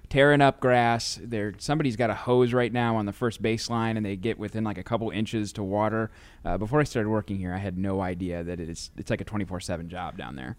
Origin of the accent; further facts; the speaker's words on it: St. Louis, Missouri, United States; as kids growing up in Saint Louis